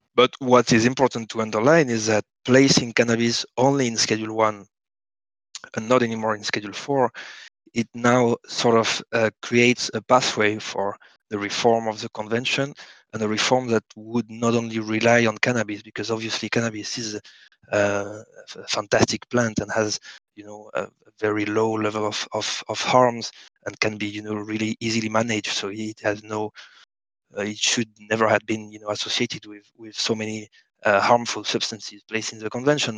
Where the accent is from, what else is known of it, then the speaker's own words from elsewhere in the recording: France; now in Barcelona, Spain; I live in Barcelona, but I, am I'm, I'm French. Uh, I was born in France